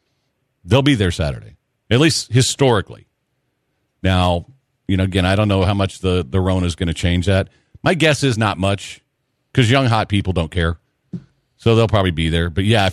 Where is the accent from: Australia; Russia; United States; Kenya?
United States; Kentucky; We're from Kentucky, and neither of us have gone to the horse track in a while.